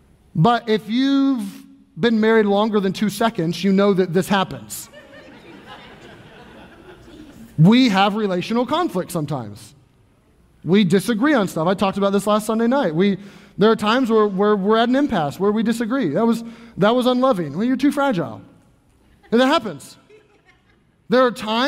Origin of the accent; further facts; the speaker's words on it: Louisville, Kentucky, United States; I grew up in Louisville, Kentucky